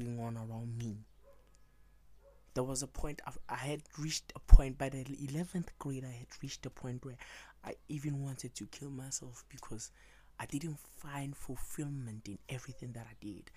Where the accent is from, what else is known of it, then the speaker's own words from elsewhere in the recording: Pretoria, Gauteng, South Africa; I grew up in Africa, South Africa, in Pretoria to be exact